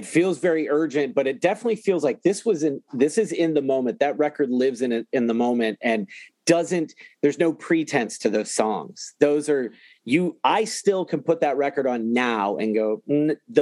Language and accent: English; Ohio, United States; I'm from Ohio.